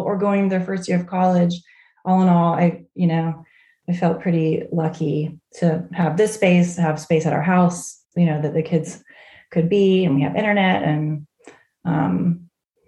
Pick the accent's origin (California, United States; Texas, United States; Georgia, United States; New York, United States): Texas, United States; Fort Worth; also born or lived in Charleston, South Carolina; now in Charlottesville, United States; I grew up in Fort Worth, Texas